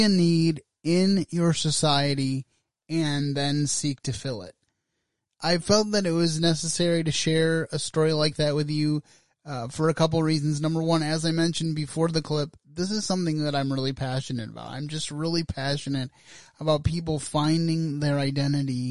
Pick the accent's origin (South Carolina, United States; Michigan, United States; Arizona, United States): Michigan, United States; West; I grew up here in West Michigan, that I grew up in a two-parent home.